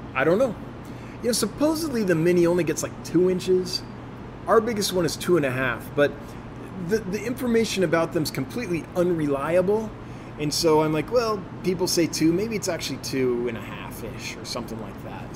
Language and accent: English; California, United States; moved away as an adult; also born or lived in Los Angeles; now in Sheridan, United States; I, I grew up with lots in California